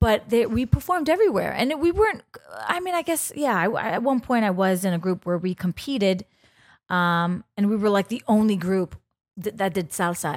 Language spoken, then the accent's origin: English; New York City, New York, United States; I grew up in the Bronx, um, on Castle Hill